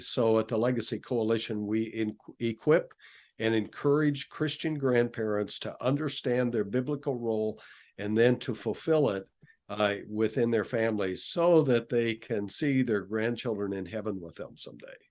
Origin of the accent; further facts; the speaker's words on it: western Nebraska, United States; I grew up on the Cattle Ranch in western Nebraska